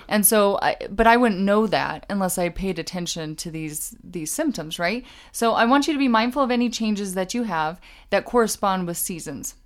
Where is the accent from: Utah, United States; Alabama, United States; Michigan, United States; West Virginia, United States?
Utah, United States; we're from Utah